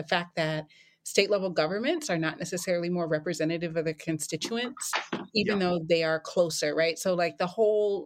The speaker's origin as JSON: {"language": "English", "region": "North Carolina", "country": "United States", "tie": "born or raised there", "said": "my home state of North Carolina, which I love so much"}